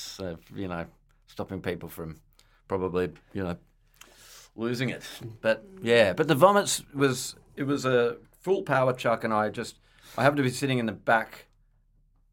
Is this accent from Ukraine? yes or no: no; Perth, Western Australia, Australia; I'm from Perth.